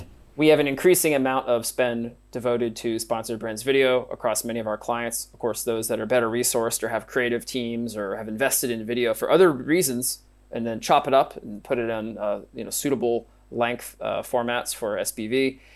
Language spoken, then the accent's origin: English; Pennsylvania, United States; I'm from Pennsylvania